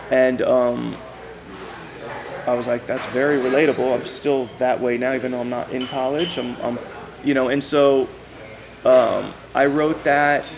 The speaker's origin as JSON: {"language": "English", "town": "Los Angeles", "region": "California", "country": "United States", "tie": "born or raised there", "said": "I am from the Valley, San Fernando Valley, the 818. And uh, I grew up in a um, place called Woodland Hills, and that's actually where I'm back now"}